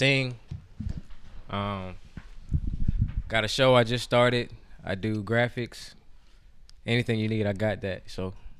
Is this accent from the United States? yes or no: yes; Columbia, South Carolina, United States; moved away as an adult; now in Clemson, United States; I am from Columbia, South Carolina, representing the 803. I reside in the 864 right now. I attend school in Clemson University